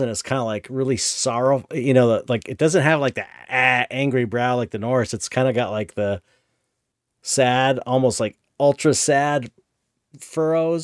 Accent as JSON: {"language": "English", "town": "San Pedro", "region": "California", "country": "United States", "tie": "born or raised there", "said": "growing up in San Pedro"}